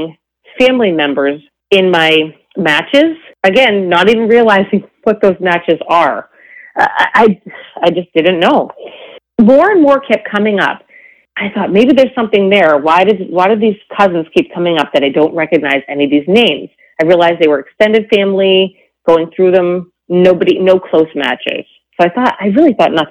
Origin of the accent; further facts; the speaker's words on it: New England, United States; also born or lived in Canada; I am from New England, but I was born in Canada